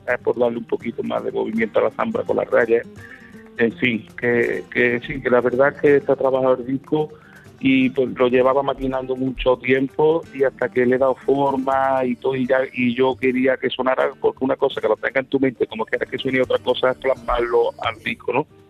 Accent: Córdoba, Andalusia, Spain; soy de Córdoba

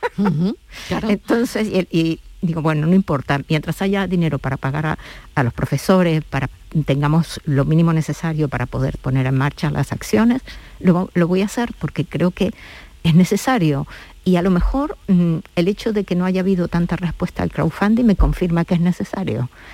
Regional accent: La Pampa, Argentina; now in Seville, Spain; mi ciudad de origen, de, Argentina, de La Pampa

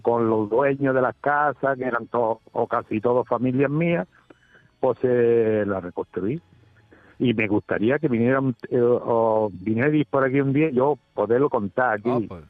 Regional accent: Cómpeta, Andalusia, Spain; now in Frigiliana, Spain; yo nací en Cómpeta y luego volví a, la Cebuchal y viví en la Cebuchal hasta los 10 años

